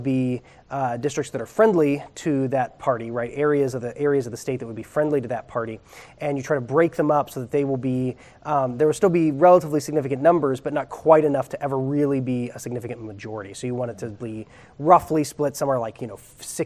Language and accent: English; Ohio, United States; moved away; also born or lived in Minnesota; my home state of Ohio